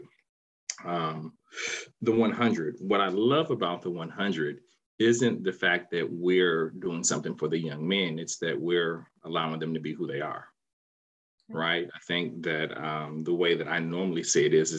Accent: Chicago, Illinois, United States; also born or lived in Washington, D.C.; now in Research Triangle, North Carolina, United States; I'm a transplant. I'm actually from the South Side of Chicago.

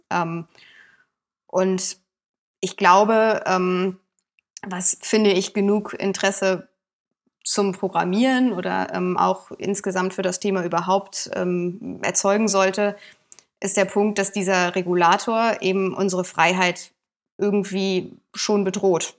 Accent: Bonn, North Rhine-Westphalia, Germany; ich komme gebürtig auch aus Bonn.

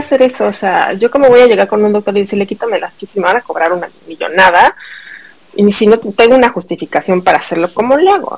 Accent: Mexico; moved away as an adult; also born or lived in New York, United States; now in Wisconsin, United States; Soy mexicana. Este crecí en México

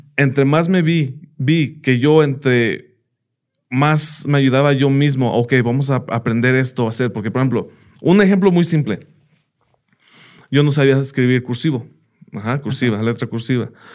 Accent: United States; moved away as an adult; now in Mexico; yo crecí en Estados Unidos y allá estudié

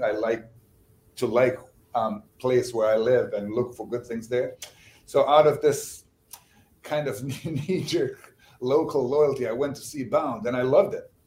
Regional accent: Bosnia & Herzegovina; first language Bosnian; English is a second language; moved away as an adult; also born or lived in Sarajevo; now in United States; I grew up in Bosnia

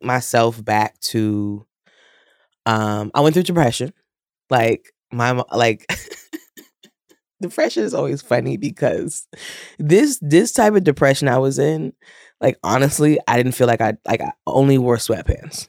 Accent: New York City, New York, United States; I am born and raised in Queens.

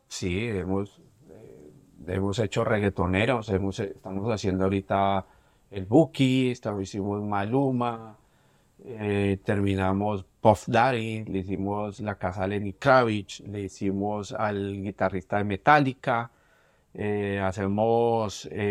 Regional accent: Bogotá, Colombia; moved away as an adult; also born or lived in New York; now in Miami, United States; siendo bogotano, siendo colombiano

